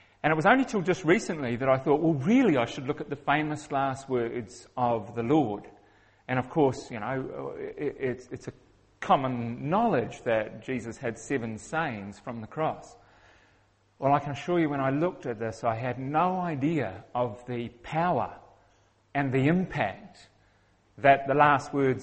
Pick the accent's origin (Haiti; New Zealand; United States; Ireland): New Zealand; accent: Kiwi; I'm a Kiwi, which means I have a funny accent